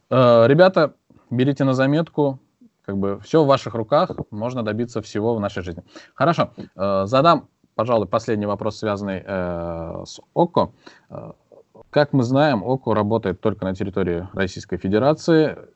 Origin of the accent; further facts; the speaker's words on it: Azerbaijan; Я, я с Азербайджана.